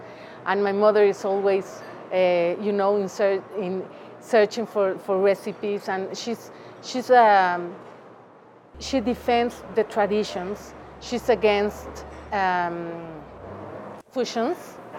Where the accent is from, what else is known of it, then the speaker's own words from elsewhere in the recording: Veracruz, Mexico; now in Mexico City, Mexico; we are from Veracruz and my father was from Michoacán.